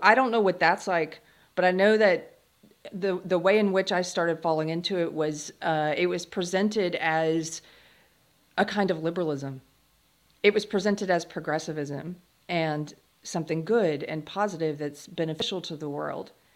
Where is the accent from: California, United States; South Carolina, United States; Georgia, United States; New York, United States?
South Carolina, United States; I grew up in South Carolina